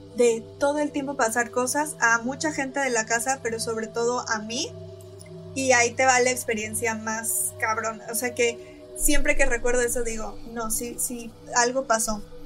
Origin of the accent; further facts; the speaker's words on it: Veracruz, Mexico; yo soy de Veracruz